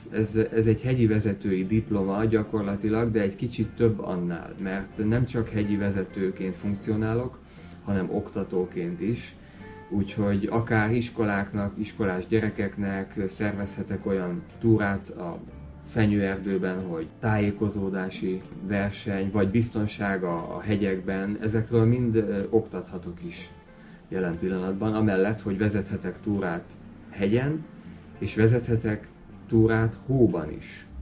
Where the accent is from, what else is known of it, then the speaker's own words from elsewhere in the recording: Hungary; now in Tenerife, Spain; mivel magyar vagyok